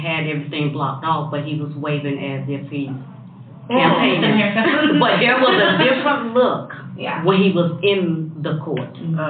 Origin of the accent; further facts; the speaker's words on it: Greensboro, North Carolina, United States; I'm from Greensboro, North Carolina.